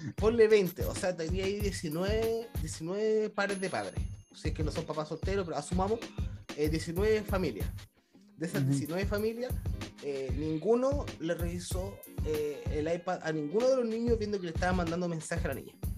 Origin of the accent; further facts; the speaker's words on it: Chile; accent: chileno; now in Japan; soy de Chile, que hablo español